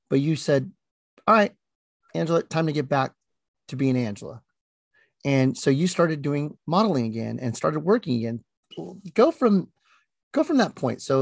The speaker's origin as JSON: {"language": "English", "country": "Philippines", "said": "Well, I'm Filipino, so what do you"}